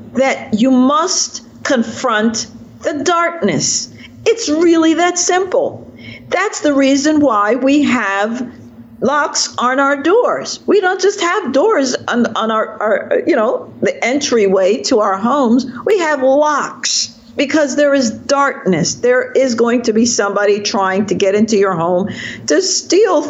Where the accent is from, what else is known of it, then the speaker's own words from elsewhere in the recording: Jamaica; now in Virginia, United States; I'm a Jamaican in exile, and I'm now a product of America